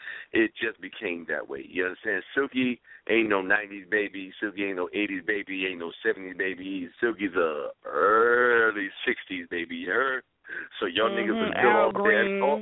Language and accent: English; Bronx, New York, United States; I'm born and raised in the South Bronx, yo.